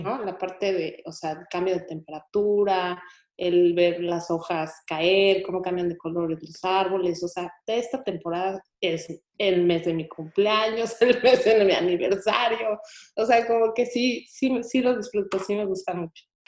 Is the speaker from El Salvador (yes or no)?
no; Mexico; moved away as an adult; now in Houston, United States; en México siempre de chiquitos sí salimos a pedir Halloween